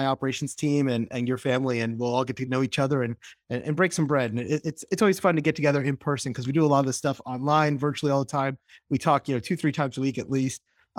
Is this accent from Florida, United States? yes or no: yes; Florida, United States; I grew up as a Floridian. I grew up in South Florida.